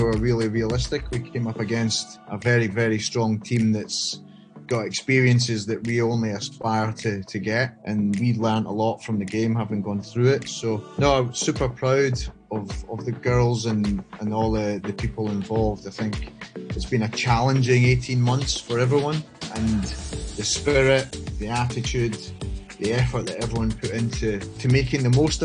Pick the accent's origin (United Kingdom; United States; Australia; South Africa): United Kingdom; Scotland; now in Hong Kong; grew up in Scotland, as you can tell by the accent